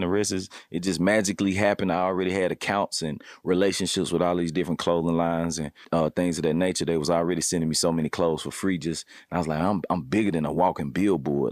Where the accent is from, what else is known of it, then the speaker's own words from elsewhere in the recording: Memphis, Tennessee, United States; also born or lived in Cordova, Tennessee; I grew up, I'm from the Haven, Black Haven, you know what I'm saying? So, coming up on the South Side of Memphis